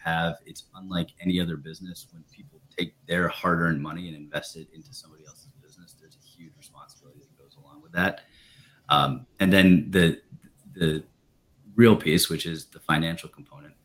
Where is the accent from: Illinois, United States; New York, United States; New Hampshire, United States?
New Hampshire, United States; Dover; Planet Fitness, which started in my hometown